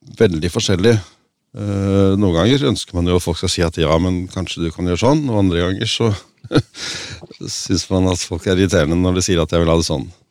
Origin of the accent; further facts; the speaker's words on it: Oslo, Norway; also born or lived in Røa; now in Lillehammer, Norway; Jeg er født på Røa og vokst opp i Oslo, men jeg har bodd i Lillehammer siden, siden uh, slutten av 70-tallet